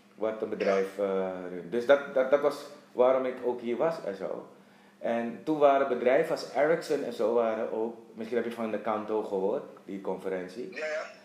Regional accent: Suriname; moved away as an adult; also born or lived in Netherlands / Dublin, Ireland; now in Curaçao; ik ben geboren getogen in Suriname.

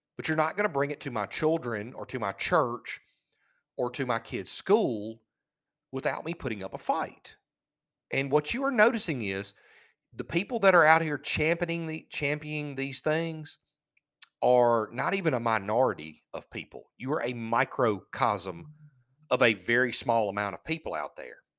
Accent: United States; We're American

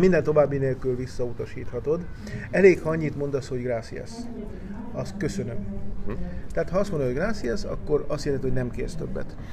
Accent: Misiones, Argentina; moved away; ezt a méretet, ezt inkább Missione-sben használjuk

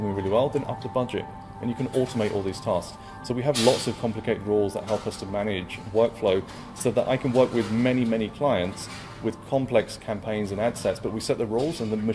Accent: London, United Kingdom; Brought up in London.

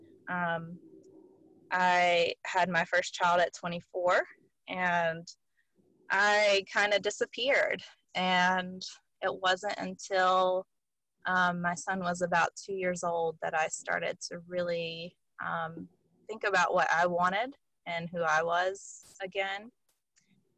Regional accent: Western North Carolina, United States; I grew up in the Bible Belt in Western North Carolina

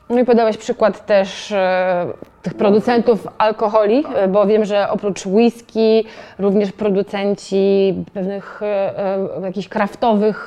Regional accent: Toruń, Kuyavian-Pomeranian Voivodeship, Poland; ja jestem z Torunia

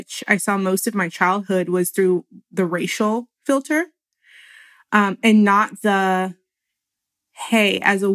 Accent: Houston, Texas, United States; I'm their only child growing up in Houston

